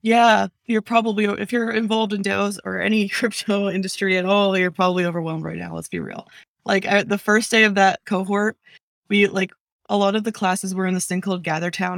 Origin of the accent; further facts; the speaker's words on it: New Jersey, United States; moved away; I'm from New Jersey